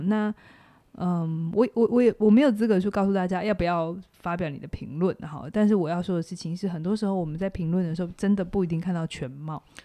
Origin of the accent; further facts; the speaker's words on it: Taiwan; 我们台湾人最， 最让人家觉得很， 很不错的就是人情味